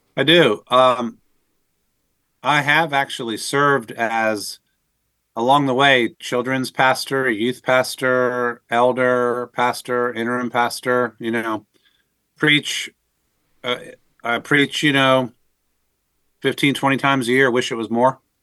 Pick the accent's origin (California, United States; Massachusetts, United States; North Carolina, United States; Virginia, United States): Virginia, United States; Northern; I was raised in the Northern Virginia area in the kind of the civil service DC community.